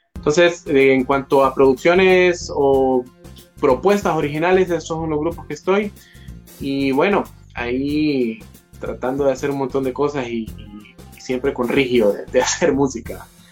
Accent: Tegucigalpa, Francisco Morazán, Honduras; soy hondureño, orgullosamente de la capital

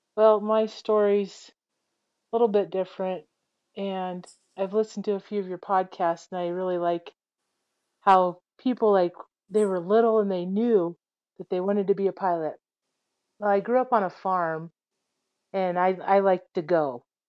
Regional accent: Iowa, United States; I grew up in Iowa

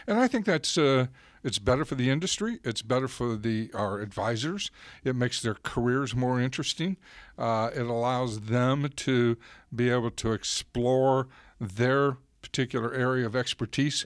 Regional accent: Florida, United States; I grew up in Florida

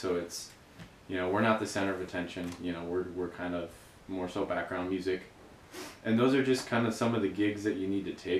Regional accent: Green Bay, Wisconsin, United States; moved away as an adult; now in Milwaukee, United States; growing up in Green Bay

